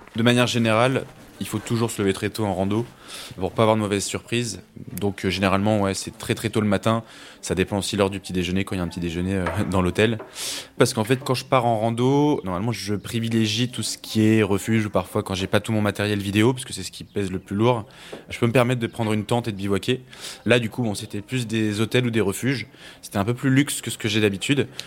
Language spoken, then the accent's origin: French; France; also born or lived in Suresnes; chez nous en France